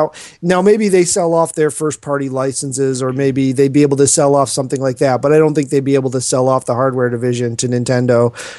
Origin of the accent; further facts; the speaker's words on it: Wisconsin, United States; I'm from Wisconsin.